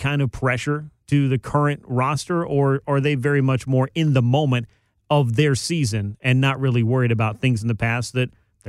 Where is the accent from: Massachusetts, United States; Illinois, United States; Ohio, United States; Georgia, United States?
Georgia, United States; I was born in Georgia, grew up in Georgia.